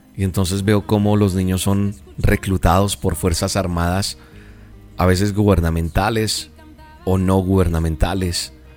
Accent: Colombia; En mi país, en Colombia

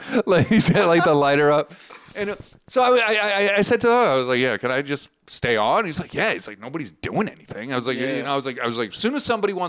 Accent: Boston, Massachusetts, United States; I remember in my hometown, we had a cable access.

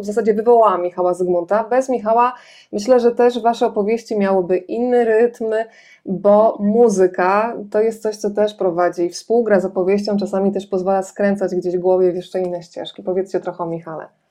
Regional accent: Lower Silesian Voivodeship, Poland; sama Miedzianka jest kilkanaście kilometrów od mojego rodzinnego miasta

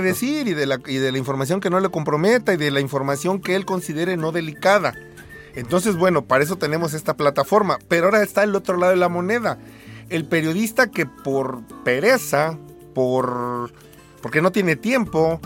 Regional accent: Mexico; como mexicanos

